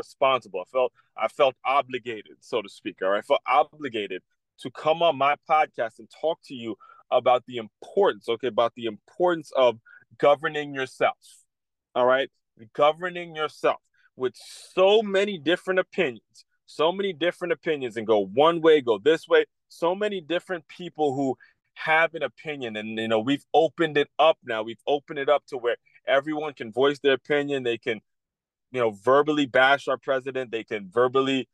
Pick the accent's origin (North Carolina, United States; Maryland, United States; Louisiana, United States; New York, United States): Maryland, United States; Silver Spring; moved away as an adult; now in West Palm Beach, United States; I grew up in Silver Spring, Maryland. I grew up in the D.C., Maryland area, the DMV.